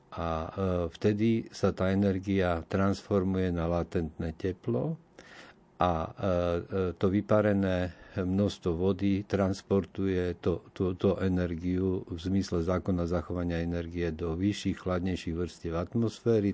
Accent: Košice, Košice Region, Slovakia; ja som z Košic

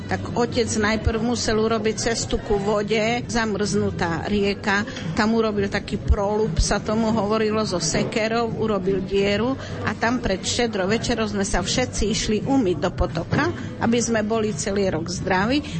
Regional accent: Slovakia; moved away; A tam napríklad v tej dedine, odkiaľ ja pochádzam, z Strine, ešte aj dneska slavia podľa julianského kalendára

